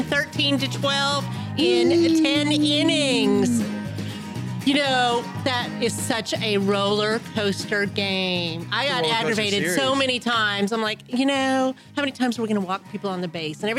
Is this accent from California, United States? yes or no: yes; Burbank, California, United States; moved away as an adult; also born or lived in San Luis Obispo, California; now in Conroe, United States; I grew up in Burbank, California